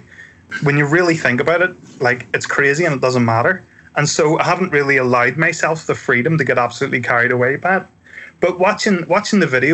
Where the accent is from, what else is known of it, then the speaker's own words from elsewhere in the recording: Ireland; I'm Irish and we use the word crack, again, spelled differently, to mean like banter.